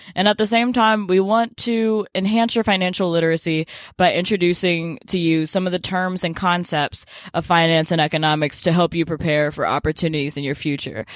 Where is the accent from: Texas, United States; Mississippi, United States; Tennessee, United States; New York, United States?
Tennessee, United States; Memphis; moved away as an adult; I grew up in Memphis, Tennessee, and now I'm a freshman at Duke University